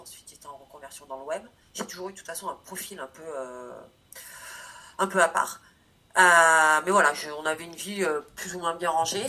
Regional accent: Corrèze, Nouvelle-Aquitaine, France; j'ai une famille, donc je viens de Corrèze, donc euh, qui est issue d'agriculture

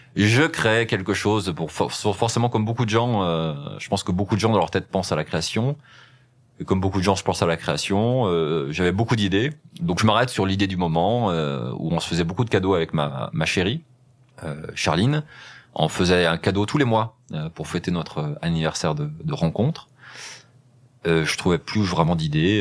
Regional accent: Rive-de-Gier, Auvergne-Rhône-Alpes, France; also born or lived in Saint-Chamond / Le Puy-en-Velay; je suis né dans la Loire, euh, dans une ville qui s'appelle Rive de Gier, euh, dans la vallée du Gier, où j'ai grandi dans, dans, dans, dans ce coin-là

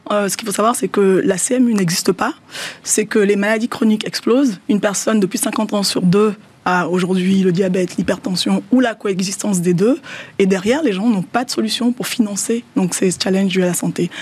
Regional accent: Benin; Le Yoruba est une langue qui est parlée au Bénin, dans mon pays d'origine

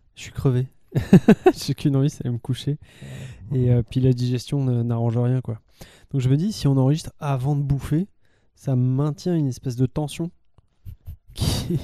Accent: France; en tant que, en tant que Français

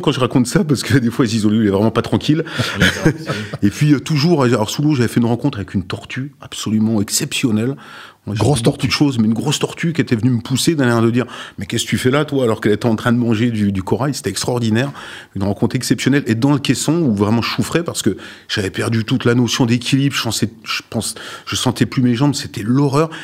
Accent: Sochaux, Bourgogne-Franche-Comté, France; now in La Ciotat, France; Sochaux, ma ville natale

